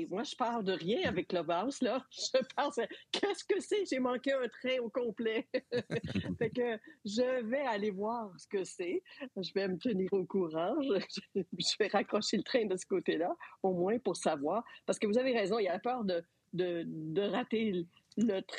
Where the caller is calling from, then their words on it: Montreal, Quebec, Canada; Alors, euh, de Montréal.